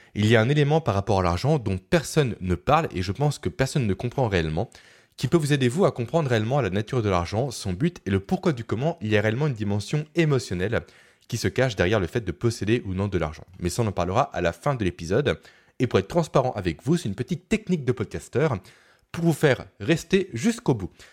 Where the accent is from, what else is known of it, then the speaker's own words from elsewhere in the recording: Beaune, Bourgogne-Franche-Comté, France; ma ville natale de Beaune